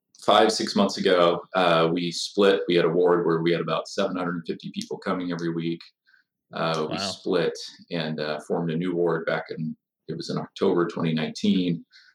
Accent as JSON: {"language": "English", "town": "Bountiful", "region": "Utah", "country": "United States", "tie": "born or raised there", "also_born_or_lived": "Illinois / New York City", "said": "I'm from Davis County, grew up in Bountiful Centerville area."}